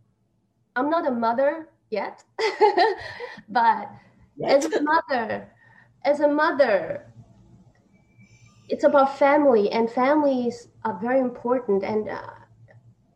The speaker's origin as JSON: {"language": "English", "country": "Austria", "tie": "born or raised there", "also_born_or_lived": "Taiwan", "moved": "yes", "lives_now": "New York, United States", "said": "I was born in Taiwan, but I grew up in Austria. I'm in New York now."}